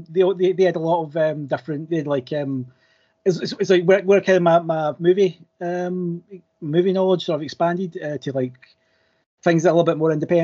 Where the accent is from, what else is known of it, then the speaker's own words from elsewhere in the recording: Scotland, United Kingdom; I'm, as you might be able to tell, I'm Scottish, and I was apparently the first international guest.